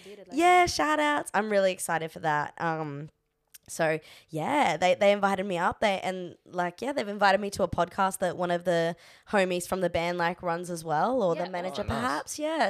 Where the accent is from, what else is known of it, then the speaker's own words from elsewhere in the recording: Gladstone, Queensland, Australia; moved away; also born or lived in Leeds; You should hear me when I go back to Gladstone.